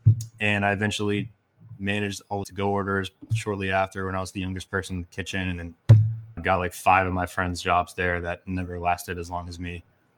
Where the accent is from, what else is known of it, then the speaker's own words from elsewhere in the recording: Herndon, Virginia, United States; So I am from Northern Virginia. I went to Herndon High School, born and raised out there.